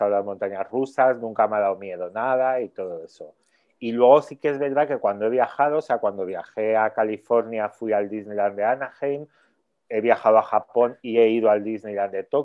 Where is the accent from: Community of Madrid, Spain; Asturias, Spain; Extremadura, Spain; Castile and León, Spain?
Community of Madrid, Spain; Madrid; Yo soy de Madrid